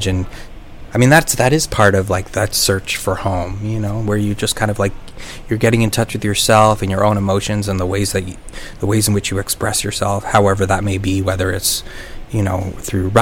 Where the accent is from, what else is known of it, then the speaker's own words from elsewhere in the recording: New York City, New York, United States; moved away; also born or lived in Brooklyn; I was born in Flushing, and it does feel like home on some level here